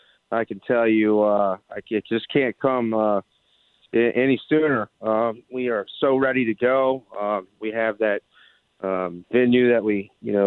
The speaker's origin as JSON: {"language": "English", "town": "Midlothian", "region": "Virginia", "country": "United States", "said": "I'm from Midlothian"}